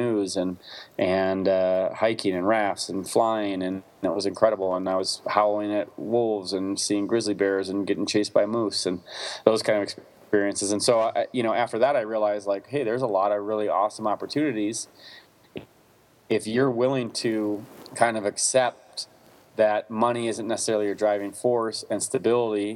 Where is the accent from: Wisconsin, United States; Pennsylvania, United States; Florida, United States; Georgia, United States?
Wisconsin, United States; I grew up in the Midwest in Wisconsin